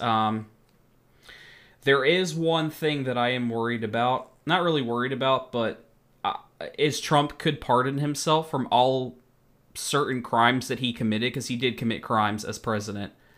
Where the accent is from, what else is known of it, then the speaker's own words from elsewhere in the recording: United States; moved away; I'm American.